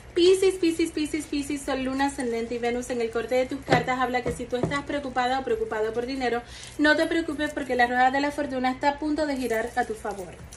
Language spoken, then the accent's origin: Spanish; Dominican Republic; en mi país, que yo soy dominicana